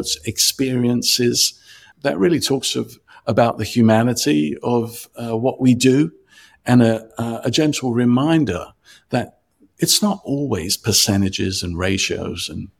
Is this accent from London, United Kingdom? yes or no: yes; London, United Kingdom; moved away as an adult; also born or lived in Cyprus; now in Chicago, United States; I was born in Cyprus, a Greek Cypriot, raised in London